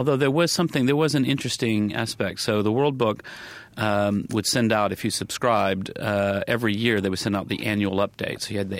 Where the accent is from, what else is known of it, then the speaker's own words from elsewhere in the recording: the South, United States; certainly growing up in the South, my parents are very, very nice people